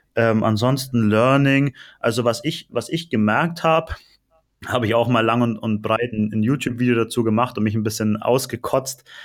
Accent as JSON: {"language": "German", "area": "Allgäu", "region": "Bavaria", "country": "Germany", "also_born_or_lived": "Nuremberg, Germany", "moved": "as an adult", "lives_now": "Cyprus", "said": "ich komme gar nicht aus Nürnberg, sondern ich komme aus dem Allgäu"}